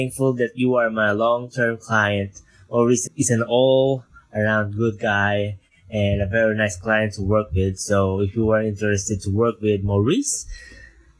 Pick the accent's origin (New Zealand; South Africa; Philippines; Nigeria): Philippines; from the Philippines